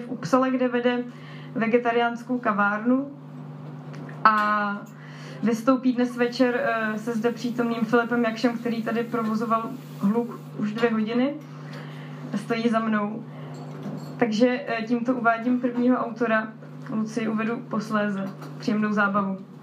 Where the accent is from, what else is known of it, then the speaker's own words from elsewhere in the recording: Slovakia; accent: Slovak; omluvte můj slovenský přízvuk